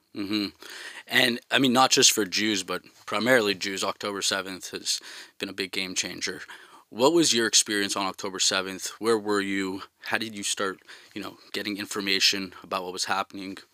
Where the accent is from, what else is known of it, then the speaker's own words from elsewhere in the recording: Montreal, Quebec, Canada; moved away as an adult; now in Tel Aviv, Israel; I'm from Montreal